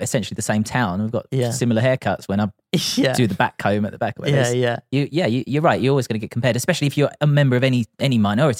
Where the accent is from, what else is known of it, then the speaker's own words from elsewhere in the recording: Grays, East of England, United Kingdom; because we're just from Grays.